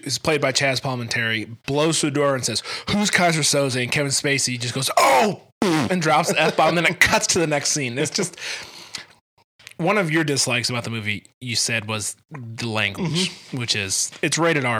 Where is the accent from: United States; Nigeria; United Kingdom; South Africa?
United Kingdom; Scotland; I don't know, I'm Scottish.